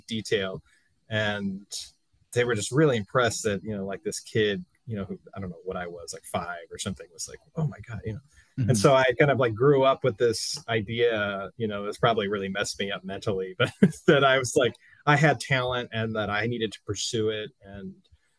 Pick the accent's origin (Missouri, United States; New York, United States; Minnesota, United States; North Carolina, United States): Missouri, United States; St. Louis; moved away as an adult; also born or lived in Kansas City / Evanston, Illinois; now in Chicago, United States; I grew up in St. Louis